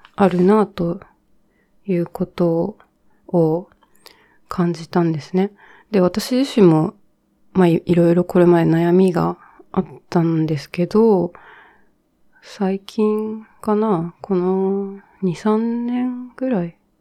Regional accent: Japan; 日本で育ったんですけど

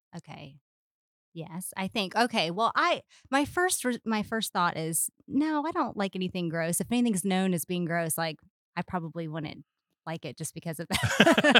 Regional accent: Charleston, South Carolina, United States; moved away as an adult; also born or lived in Little Rock, Arkansas; now in Lakeland, United States; I'm from Charleston, South Carolina

